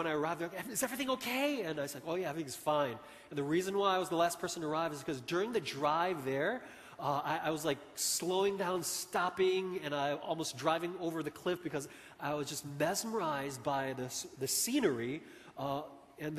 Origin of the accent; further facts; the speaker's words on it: Chicago, Illinois, United States; moved away; I grew up in Chicago